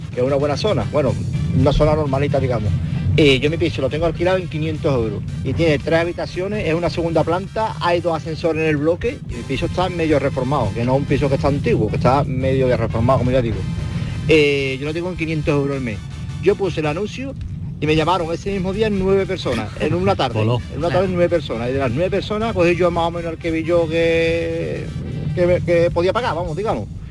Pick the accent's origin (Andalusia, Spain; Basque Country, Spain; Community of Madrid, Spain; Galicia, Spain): Andalusia, Spain; Seville; now in Bormujos, Spain; yo tengo mi piso, yo vivo en Bormú actualmente, pero mi piso lo tengo en Sevilla